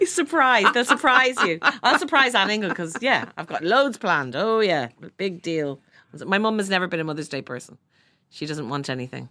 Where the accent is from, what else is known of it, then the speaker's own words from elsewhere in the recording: Dublin, Leinster, Ireland; growing up in Sandy Mount